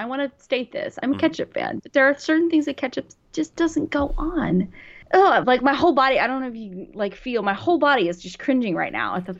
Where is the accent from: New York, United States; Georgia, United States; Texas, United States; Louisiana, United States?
New York, United States; I'm going to hurt a lot of New Yorkers with this.